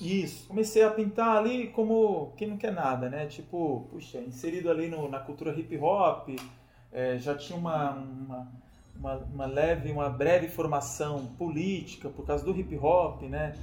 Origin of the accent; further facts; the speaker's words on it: São Paulo, Brazil; also born or lived in Bahia; eu nasci na Bahia, no interior da Bahia, e vim para cá, para São Paulo, muito cedo, com 3 anos de idade